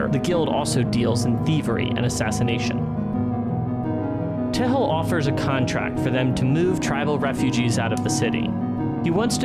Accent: United States; us Americans

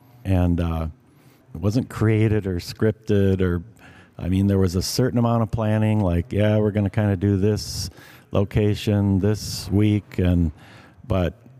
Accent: Driftless Area, United States; If I wouldn't have grown up out in the blufflands with our family land overlooking the Mississippi, and I was hunting and fishing and camping and hiking and really just a creature of the Driftless

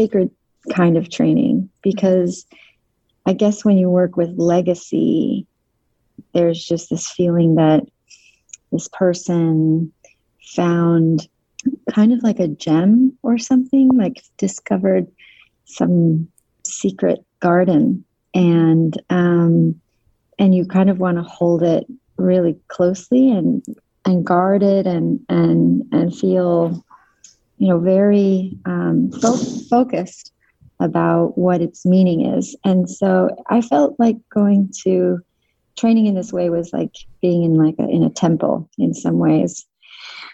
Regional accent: Connecticut, United States; moved away as an adult; also born or lived in Salt Lake City, Utah, United States / Tel Aviv, Israel; and then moved to Connecticut and trained in, when I was about nine

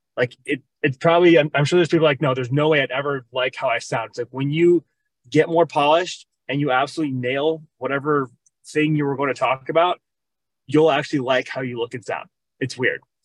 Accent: Minnesota, United States; also born or lived in Arizona; now in Cave Creek, United States; I am originally from Minnesota

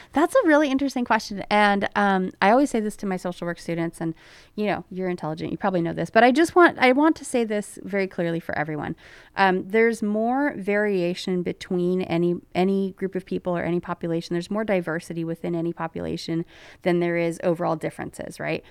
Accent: Placerville, California, United States; when I was growing up in Placerville in, um, in the nineties

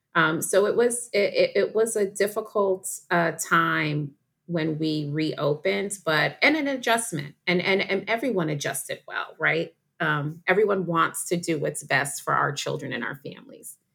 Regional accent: New York, United States; I'm from New York. I went to a place called Westmore Day Nursery

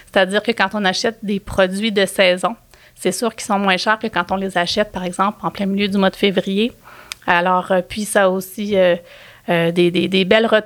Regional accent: Quebec, Canada; on s'assure justement de soutenir une façon de produire qui correspond à nos valeurs en tant que Québécois, je pense.

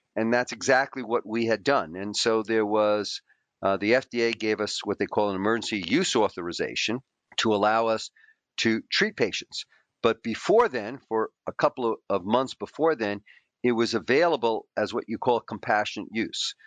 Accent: New York City, New York, United States; I grew up in a poor Greek immigrant family.

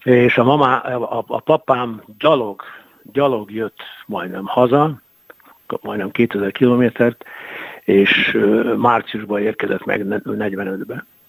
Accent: Mukachevo, Zakarpattia Oblast, Ukraine; moved away as an adult; now in Hungary; én munkácshoz születtem ezerkilencszáznegyvenhatban

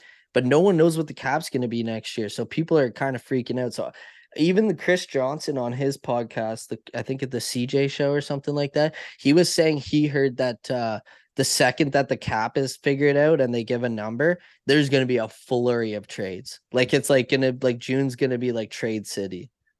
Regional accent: London, Ontario, Canada; born or raised there

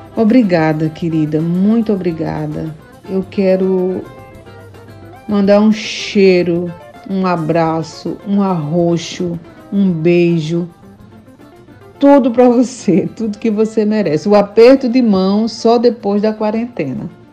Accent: Sertânia, Pernambuco, Brazil; now in Recife, Brazil; cantora pernambucana. Estou falando diretamente daqui de Recife

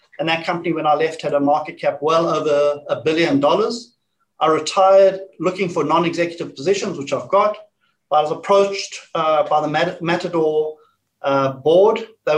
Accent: South Africa; moved away as an adult; now in Perth, Australia; I'm from South Africa originally, got into the gold mining industry with the South African gold mining industry, moved to Australia and had fun ever since in the industry here.

